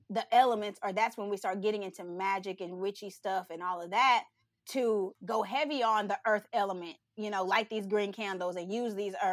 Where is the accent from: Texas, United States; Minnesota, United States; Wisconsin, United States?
Texas, United States; I am. I'm from Texas.